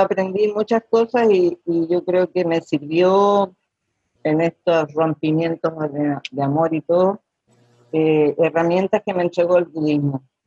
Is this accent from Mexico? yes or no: no; Chile; soy chilena